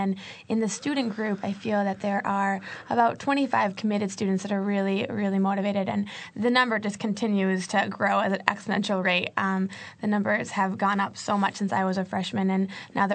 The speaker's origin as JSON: {"language": "English", "town": "East Lansing", "region": "Michigan", "country": "United States", "moved": "as an adult", "lives_now": "Bloomington, United States", "said": "I'm from East Lansing, Michigan"}